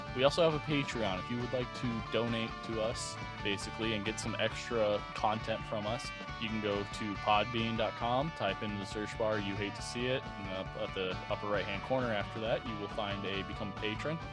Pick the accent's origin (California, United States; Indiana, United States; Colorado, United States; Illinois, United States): Illinois, United States; moved away as an adult; now in Chicago, United States; I'm from the Quad Cities